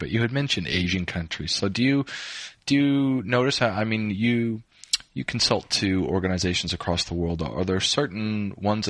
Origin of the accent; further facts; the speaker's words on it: Canada; now in Australia; I'm Canadian, but I live in Australia